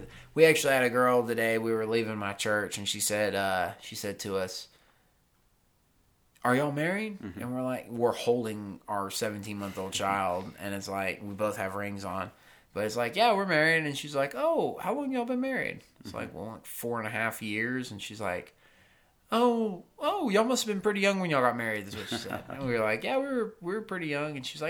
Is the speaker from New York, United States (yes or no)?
no; North Carolina, United States; I have a lot of friends that are my age or that I grew up with in North Carolina.